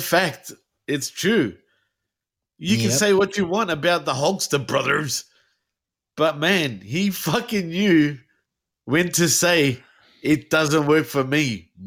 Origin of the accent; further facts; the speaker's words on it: Australia; I'm Australian.